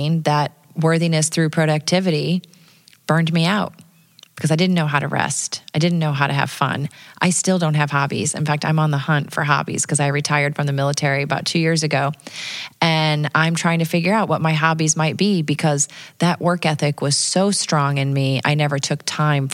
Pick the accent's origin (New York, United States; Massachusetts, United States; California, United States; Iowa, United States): Iowa, United States; Dubuque; I grew up in Dubuque, Iowa